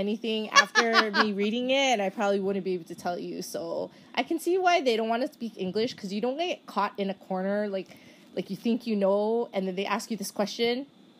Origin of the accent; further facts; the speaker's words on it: Hawaii, United States; I am from Hawaii. 저는 하와이에서 왔어요.